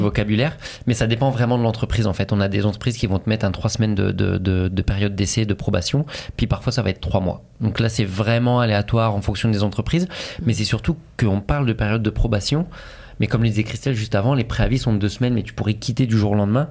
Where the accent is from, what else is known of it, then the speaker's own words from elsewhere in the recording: France; now in Montreal, Canada; en tant que Français